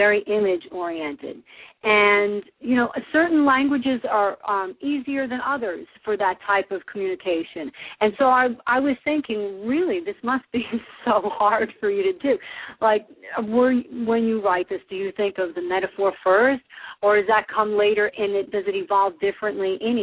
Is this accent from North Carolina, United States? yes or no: no; New Jersey, United States; I am from New Jersey, And sometimes people tell me I sound that way